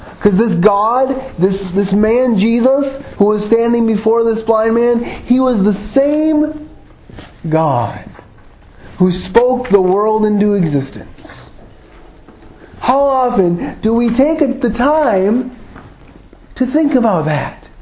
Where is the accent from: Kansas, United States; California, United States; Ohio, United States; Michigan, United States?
Michigan, United States; Grand Rapids; also born or lived in Jackson, Michigan; for the greater part of my childhood, I was raised in um, suburban Grand Rapids, and but I was born in Jackson, Michigan